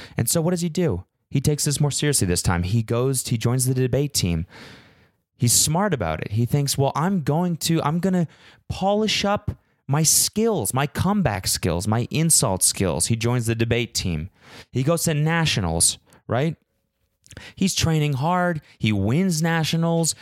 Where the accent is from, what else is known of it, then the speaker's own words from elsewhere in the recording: Canada; moved away; I'm Canadian